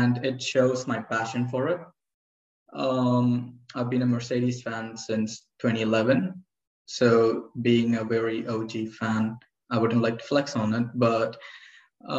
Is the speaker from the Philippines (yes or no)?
no; Cyprus; I'm from Cyprus.